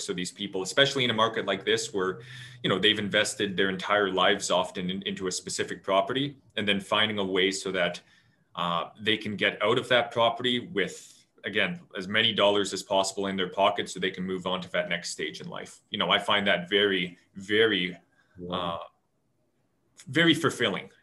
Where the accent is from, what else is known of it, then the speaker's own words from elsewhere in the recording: Lake Country, British Columbia, Canada; I grew up out in Lake Country, lived right across from a farm.